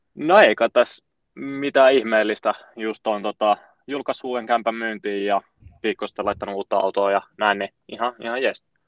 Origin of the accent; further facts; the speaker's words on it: Oulu, North Ostrobothnia, Finland; moved away as an adult; now in Helsinki, Finland; mistä mä oon lähtöisin, niin mä oon Oulusta, ja on siellä viettänyt niin kuin lapsuuden